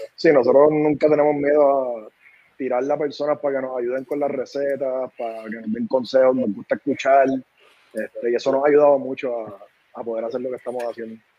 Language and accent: Spanish; San Juan, Puerto Rico; moved away; also born or lived in North Carolina; somos de Santurce